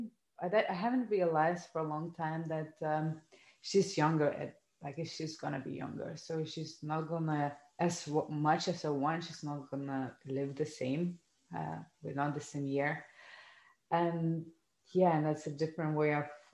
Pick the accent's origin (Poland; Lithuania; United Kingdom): Lithuania; I come from Lithuania, a kind of family, a post-communist country